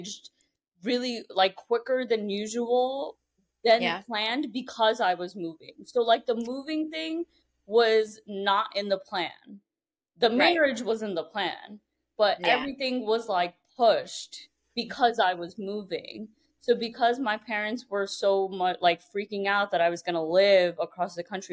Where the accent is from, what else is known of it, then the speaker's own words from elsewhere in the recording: New York City, New York, United States; moved away as an adult; I grew up in Brooklyn